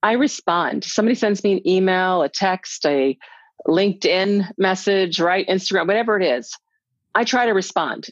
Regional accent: United States; as a little black girl growing up in America in the 60s

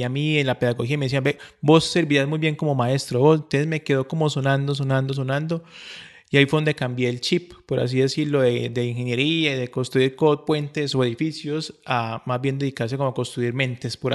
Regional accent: Colombia; now in Medellín, Colombia; yo no soy, yo incluso no soy de Medellín, yo soy de otra ciudad más lejana, entonces me vine para Medellín porque en, esa, en ese momento solamente existían dos planetarios en Colombia

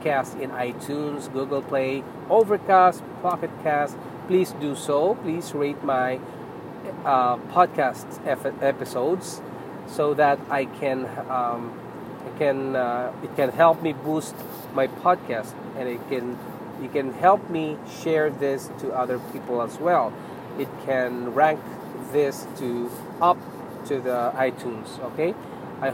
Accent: Philippines; now in Canada; I'm a Filipino and then I'm a citizen in Canada

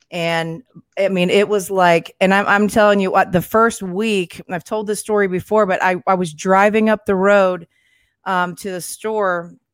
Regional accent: Kentucky, United States; now in Florida, United States; You know, I'm from Northern Kentucky, and I had no clue that I was going to move to Florida one day.

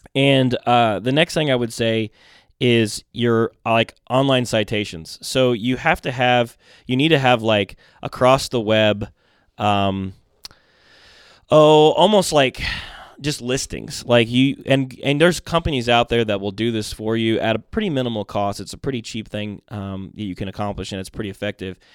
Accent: Mount Vernon, Indiana, United States; born or raised there; also born or lived in Groton, Connecticut

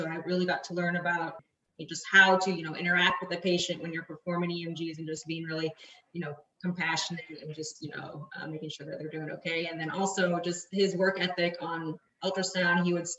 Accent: Plano, Texas, United States; I was born in Plano, Texas

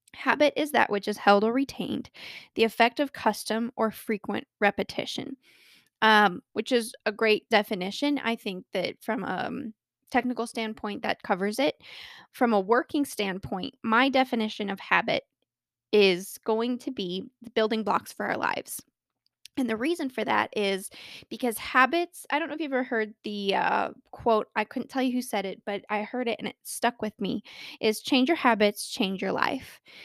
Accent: Colorado, United States; born or raised there

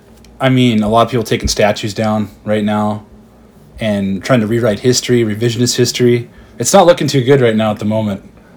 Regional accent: Bismarck, North Dakota, United States; I'm from Bismarck here, Bismarck, North Dakota. Grew up here. Been here my entire life, actually.

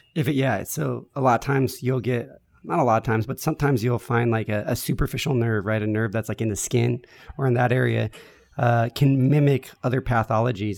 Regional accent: San Diego, California, United States; I grew up here

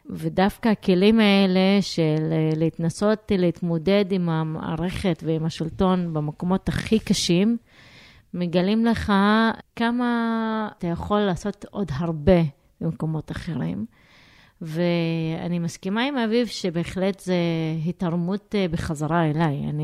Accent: Jerusalem, Jerusalem District, Israel; Hebrew is a second language; אני גדלתי בתור אה, ירושלמית, במקום מעורב לגמרי, שיחקתי עם ילדים יהודים, רכשתי עברית מהרחוב

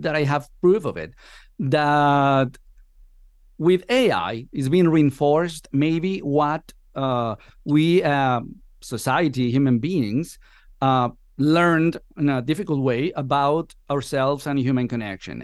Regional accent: Venezuela; moved away as an adult; now in Spain; I've been living here for the last, what, fourteen years. I'm originally from Venezuela.

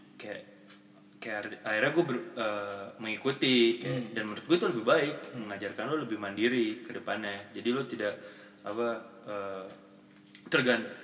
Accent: Makassar, South Sulawesi, Indonesia; gue juga dari Makassar

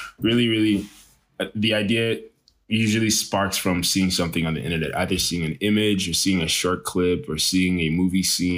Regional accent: Greenville, South Carolina, United States; born there; also born or lived in Nigeria; I was born in Greenville, South Carolina. Moved to Nigeria. And then I lived in Nigeria for a few years.

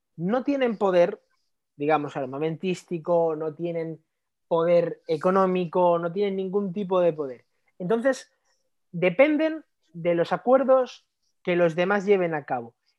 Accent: Spain; desde el punto de vista como español

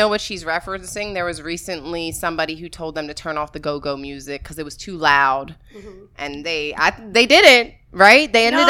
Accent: Washington, District of Columbia, United States; my hometown, the DMV, DC

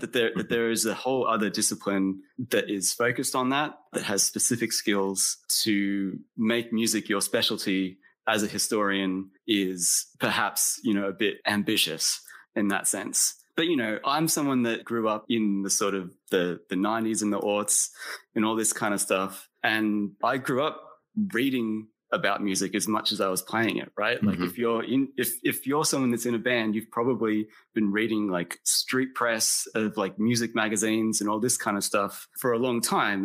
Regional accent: Australia; also born or lived in Texas, United States; I was born in Texas but I left the United States when I was eight years old and moved to Australia. So I grew up in Australia, like as the American kid.

